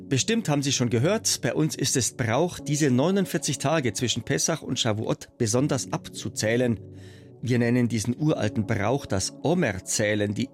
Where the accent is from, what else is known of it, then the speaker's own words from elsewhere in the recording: Munich, Bavaria, Germany; Ich bin in München geboren und aufgewachsen. Für mich als solcher Jude in Deutschland mit einer israelischen Mutter mit sehr viel Familie in Israel.